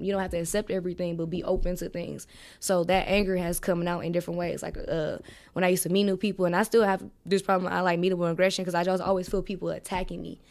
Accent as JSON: {"language": "English", "town": "Milwaukee", "region": "Wisconsin", "country": "United States", "tie": "born or raised there", "also_born_or_lived": "Georgia", "said": "I'm from Milwaukee, um, uh, on the north side, you know, where most of the black people is"}